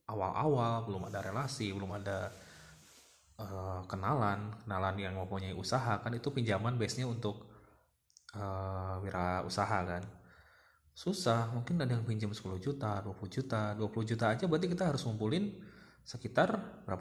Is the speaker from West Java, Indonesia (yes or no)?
yes; Sumedang, West Java, Indonesia; saya ingin bekerja di uh, kota saya, kota Sumedang, pengen pengen lebih dekat lah